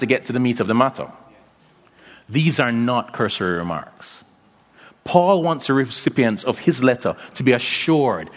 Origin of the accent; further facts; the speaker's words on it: Kingston, Jamaica; also born or lived in Philadelphia; my hometown of Kingston, Jamaica